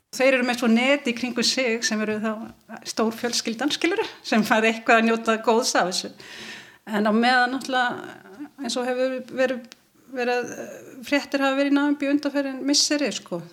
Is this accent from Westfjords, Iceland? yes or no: yes; Ísafjörður, Westfjords, Iceland; ég er frá Ísafyrðu